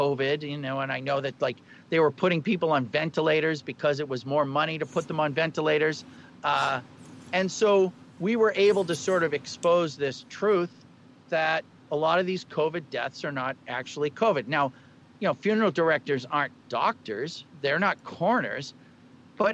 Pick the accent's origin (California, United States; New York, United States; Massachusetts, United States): Massachusetts, United States; Boston; I'm from Boston, but I've lost my accent.